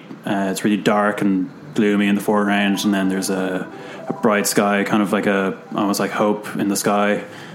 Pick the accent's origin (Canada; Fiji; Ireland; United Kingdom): Ireland; Dublin, Leinster; Basically, I grew up around Dublin Bay with the Poolbeg Towers. That's just what I think of when I think of home.